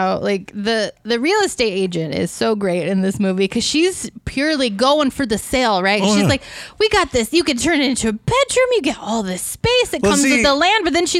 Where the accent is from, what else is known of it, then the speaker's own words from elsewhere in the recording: United States; That's purely because I'm American